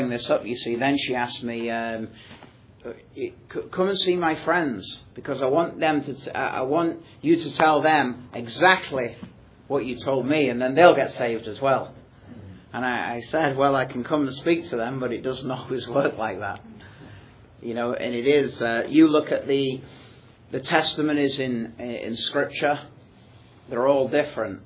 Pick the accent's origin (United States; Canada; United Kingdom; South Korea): United Kingdom; Manchester, North West England; I'm from Manchester in England, which is a large multicultural city.